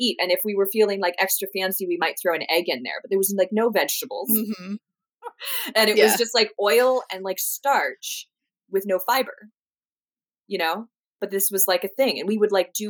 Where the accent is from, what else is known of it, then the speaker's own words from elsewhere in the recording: Ashland, Oregon, United States; moved away as an adult; now in Southern California, United States; So I grew up in Southern Oregon, in Ashland, Oregon.